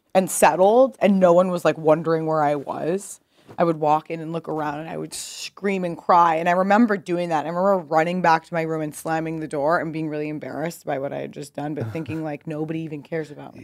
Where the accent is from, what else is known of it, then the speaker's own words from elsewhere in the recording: Pasadena, California, United States; moved away as an adult; also born or lived in New York; Pasadena, California.